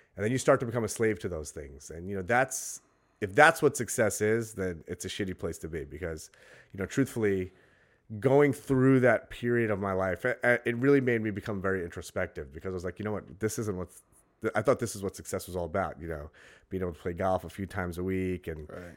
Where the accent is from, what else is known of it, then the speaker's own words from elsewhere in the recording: New York City, New York, United States; I grew up in Brooklyn.